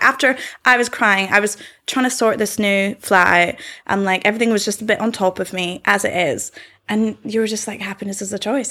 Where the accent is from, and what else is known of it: Scotland, United Kingdom